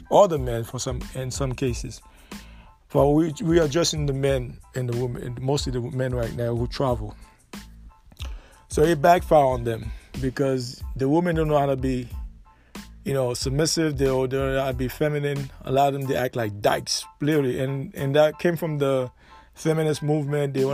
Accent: United States; I'm from America

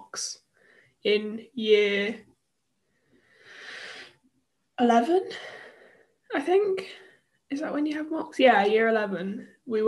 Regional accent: United Kingdom; also born or lived in New Zealand; I'm British

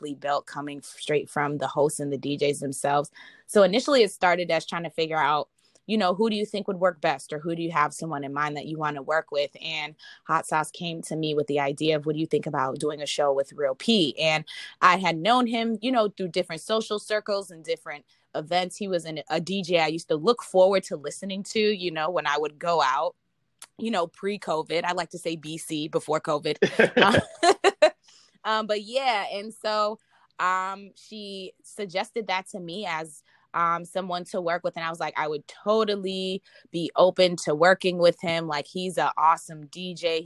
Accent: Minnesota, United States; moved away; also born or lived in Boston, Massachusetts; I was born in Boston and I was raised in Minnesota

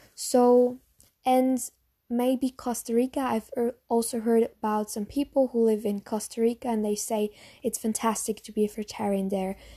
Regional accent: Germany; English is a second language; maybe you know from my accent that I'm from Germany.

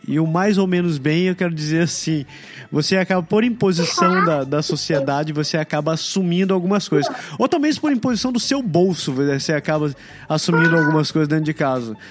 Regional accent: Brazil; moved away; meu pai é japonês e eu cresci no Brasil

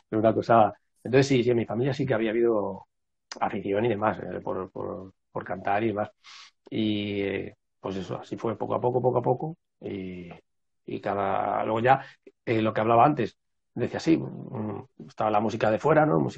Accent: Madrid, Community of Madrid, Spain; yo vivo en Madrid, nací en Madrid, pero, pero mis padres y demás eh, eran del, de un pueblo del norte de Cáceres

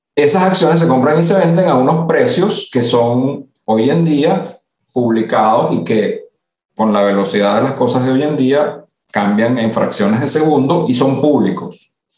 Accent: Venezuela; moved away as an adult; also born or lived in Italy; now in Panama; Yo efectivamente soy italiano de nacimiento, nací en Italia y llegué a Venezuela muy, muy, casi recién nacido. Y vi la mayor parte de mi vida en Venezuela.

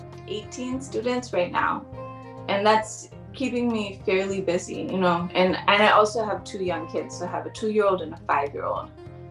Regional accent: Kauai, Hawaii, United States; also born or lived in China; we live right across from another island, which is strictly for Hawaiian people. And it's called the island of Niihau. So some of the community members that live there come to school on Kauai

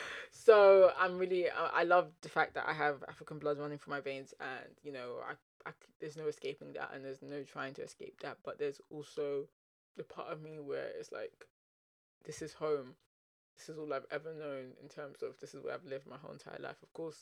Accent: England, United Kingdom; I would say that I'm English to a certain extent, but I'll also say that I'm Nigerian to a certain extent

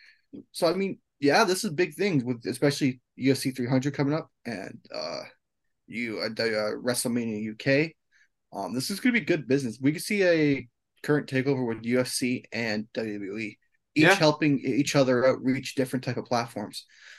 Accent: Canada; We're Canadian

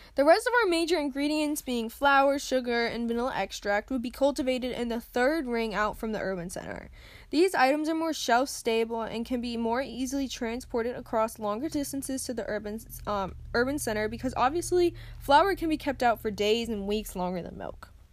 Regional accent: United States; I'm an American

